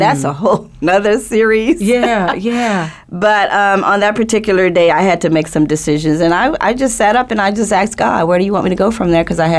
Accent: New Orleans, Louisiana, United States; moved away as an adult; also born or lived in Cleveland, Ohio; I am originally from New Orleans, like you said, mm-hmm. a single teenage mother at the age of 15.

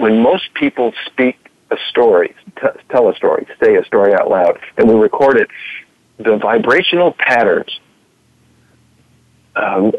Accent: Southern California, United States; moved away as an adult; also born or lived in Oregon; I was raised in Southern California, mostly on the beaches on the weekends

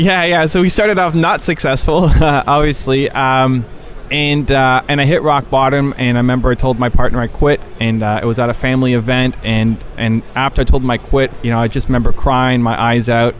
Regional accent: Toronto, Ontario, Canada; I am from Toronto, Canada

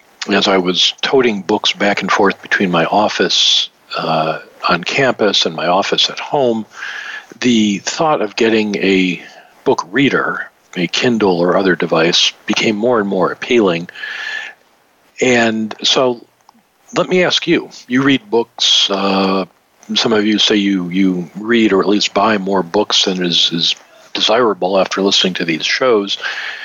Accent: Detroit, Michigan, United States; my hometown team, Detroit Lions

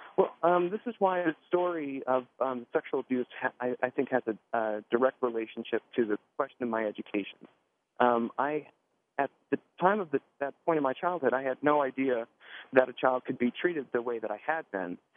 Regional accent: Miami, Florida, United States; born or raised there

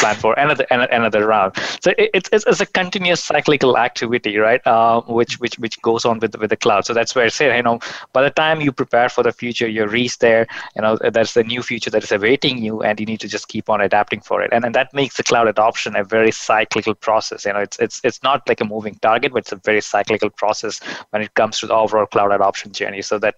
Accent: Kerala, India; first language Malayalam; English is a second language; it reminded me of a movie in my mother tongue, which is Malayalam

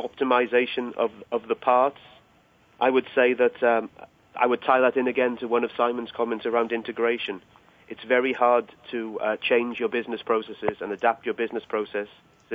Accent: United Kingdom; I'm British

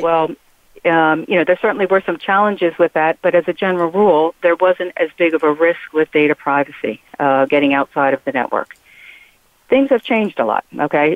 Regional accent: Philadelphia, Pennsylvania, United States; I'm from Philadelphia

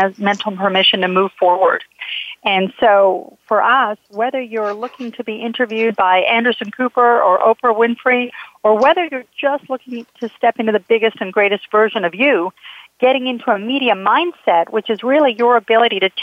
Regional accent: Calgary, Alberta, Canada; moved away; I was living up in Canada. I'm from Calgary, Alberta

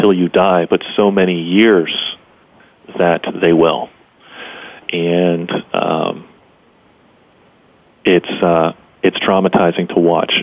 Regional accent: Pittsburgh, Pennsylvania, United States; I was from Western Pennsylvania, the city of Pittsburgh.

